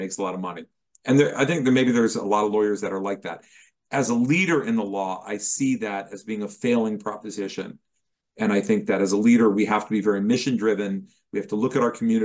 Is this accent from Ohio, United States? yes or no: yes; Dayton, Ohio, United States; I was from Dayton, Ohio